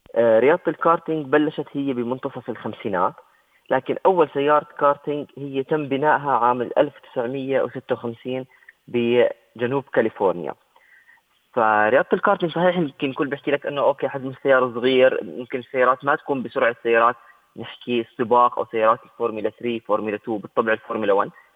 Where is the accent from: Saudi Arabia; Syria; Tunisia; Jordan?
Jordan; احنا عندنا بالاردن